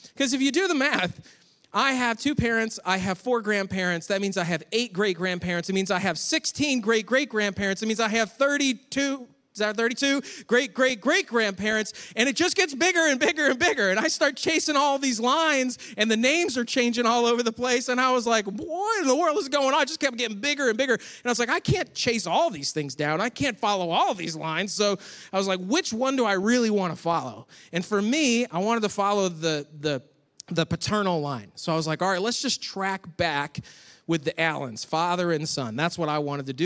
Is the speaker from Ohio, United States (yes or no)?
no; Rochester, New York, United States; moved away; I grew up in Rochester, New York.